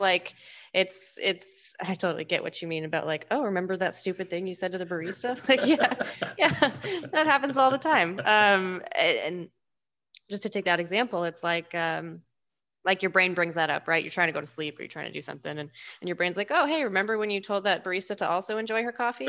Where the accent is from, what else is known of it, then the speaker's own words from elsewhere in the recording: Washington, United States; I'm from Washington, and my family loves the Seahawks